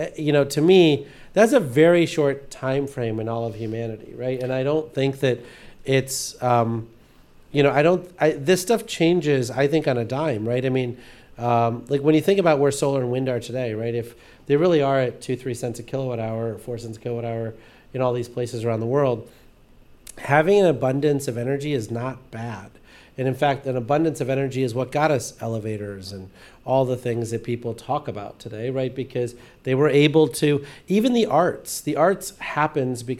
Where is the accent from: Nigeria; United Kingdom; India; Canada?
India; now in United States; the village I grew up in, or that I was born in India